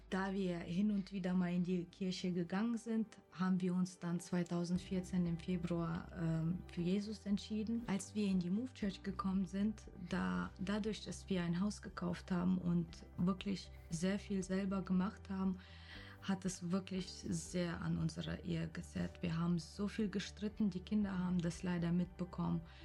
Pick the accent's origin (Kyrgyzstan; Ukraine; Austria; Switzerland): Kyrgyzstan; now in Wiesbaden, Germany; Ich komme aus Kirgisien ursprünglich